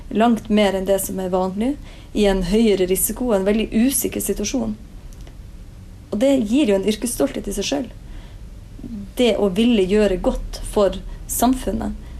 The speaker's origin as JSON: {"language": "Norwegian", "region": "Northern Norway", "country": "Norway", "moved": "yes", "lives_now": "Oslo, Norway", "said": "hjemme i Nord-Norge"}